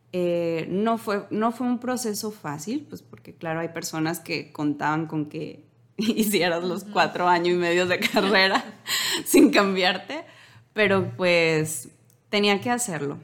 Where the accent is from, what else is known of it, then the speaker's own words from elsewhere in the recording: Los Mochis, Sinaloa, Mexico; somos de Sinaloa, de los mochis